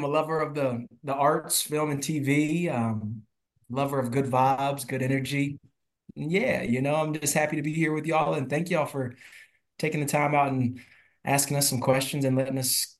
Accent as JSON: {"language": "English", "town": "Mechanicsville", "region": "Virginia", "country": "United States", "tie": "born or raised there", "also_born_or_lived": "New York", "said": "I am originally from, I was born in Virginia Beach. I grew up in a outside of Richmond in a town called Mechanicsville. So I am a country boy down there"}